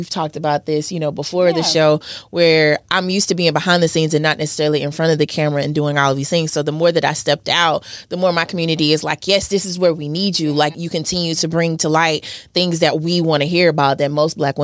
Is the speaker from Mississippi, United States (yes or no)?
yes; Hattiesburg, Mississippi, United States; now in Atlanta, United States; I'm from Mississippi, Hattiesburg, Mississippi, to be exact. I've been in Atlanta for over 16 years now